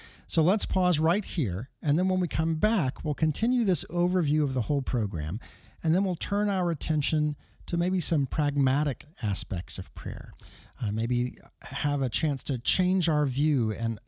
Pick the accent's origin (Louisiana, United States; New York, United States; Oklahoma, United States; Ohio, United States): Oklahoma, United States; Tulsa; my hometown, Tulsa, Oklahoma